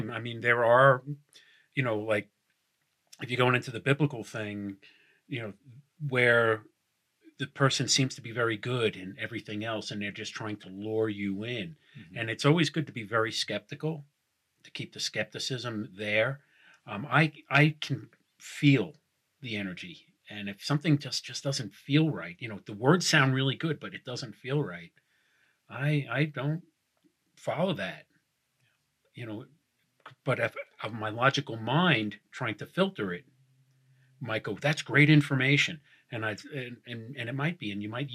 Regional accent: New York, United States; I'm from New York

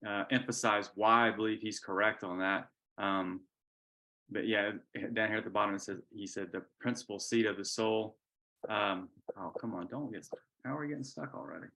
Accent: Georgia, United States; I'm a boy from Georgia

